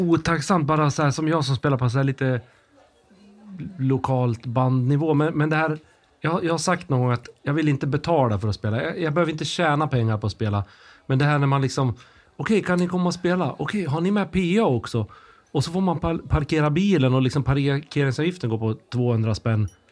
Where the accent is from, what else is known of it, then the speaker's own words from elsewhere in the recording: Sweden; vi som svenskar